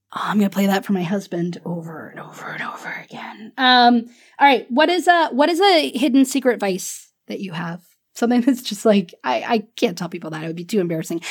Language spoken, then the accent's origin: English; Pensacola, Florida, United States; I'm from Pensacola, Florida